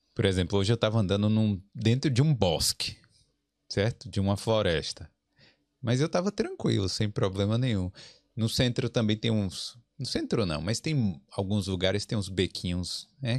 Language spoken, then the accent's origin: Portuguese; Bahia, Brazil; now in Ireland; Sou baiano